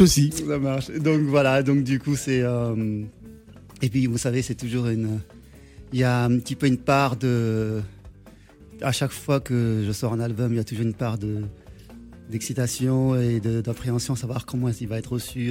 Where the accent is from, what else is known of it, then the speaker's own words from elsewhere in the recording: Senegal; moved away; Je suis sénégalais